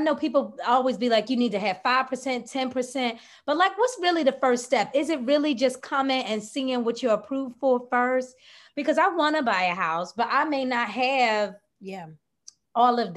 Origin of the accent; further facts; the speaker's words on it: Philadelphia, Pennsylvania, United States; we were born and raised in North Philadelphia as well.